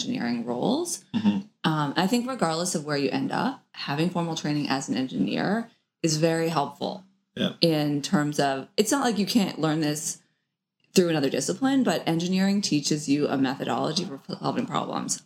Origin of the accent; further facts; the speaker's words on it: St. John's, Newfoundland and Labrador, Canada; moved away as an adult; also born or lived in Oxford, United Kingdom; now in Oakland, United States; growing up in Newfoundland